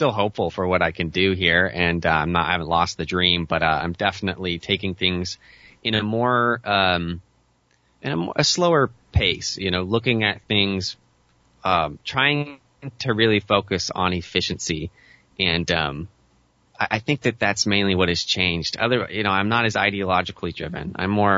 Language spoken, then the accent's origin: English; Western Oregon, United States; I've been born and raised in Western Oregon